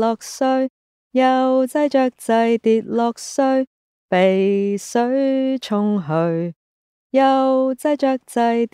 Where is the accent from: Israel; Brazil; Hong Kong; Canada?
Hong Kong; I was born in Hong Kong and grew up there, and that's how I learned Cantonese.